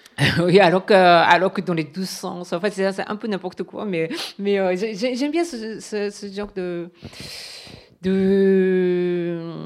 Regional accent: Japan; first language Japanese; French is a second language; moved away; le, japonais, c'est ma langue maternelle

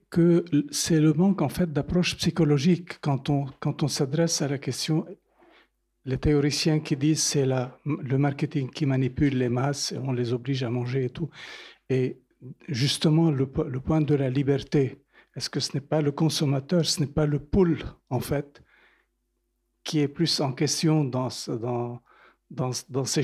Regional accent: Lebanon; Je viens du Liban d'origine.

